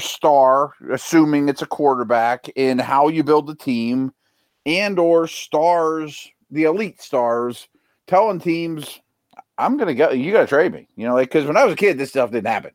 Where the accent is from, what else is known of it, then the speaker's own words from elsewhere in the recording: Pittsburgh, Pennsylvania, United States; I'm from Pittsburgh